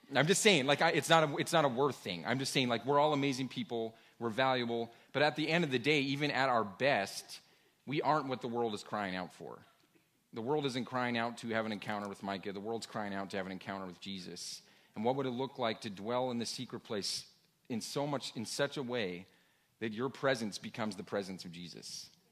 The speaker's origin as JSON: {"language": "English", "region": "Washington", "country": "United States", "tie": "born or raised there", "said": "I grew up in Washington State"}